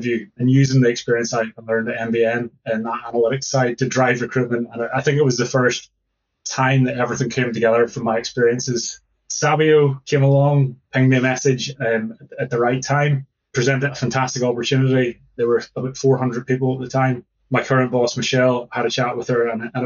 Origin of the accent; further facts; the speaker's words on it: Northern Ireland, United Kingdom; now in Glasgow, United Kingdom; I'm from Northern Ireland originally.